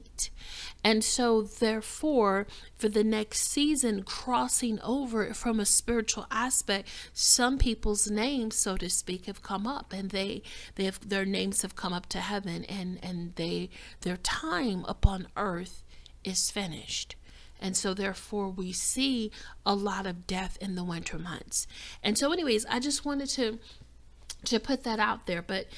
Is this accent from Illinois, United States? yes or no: yes; Chicago, Illinois, United States; moved away as an adult; also born or lived in the South (US); I was born and raised in Chicago, which is one of the coldest cities on the planet